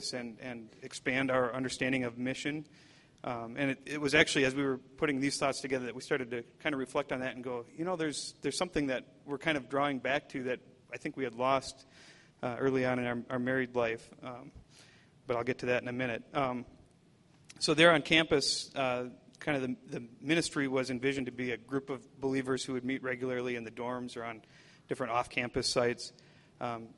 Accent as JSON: {"language": "English", "region": "Wisconsin", "country": "United States", "tie": "born or raised there", "said": "I grew up in Wisconsin"}